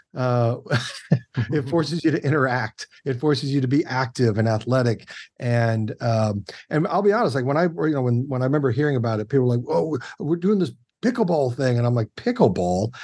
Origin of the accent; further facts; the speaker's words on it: Kansas City, United States; I am from the Midwest and I am from Kansas City specifically